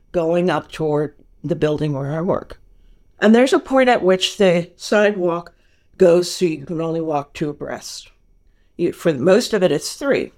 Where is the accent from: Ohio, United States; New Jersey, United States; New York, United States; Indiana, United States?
New York, United States; moved away as an adult; now in California, United States; I'm born and raised in New York. I am a New Yorker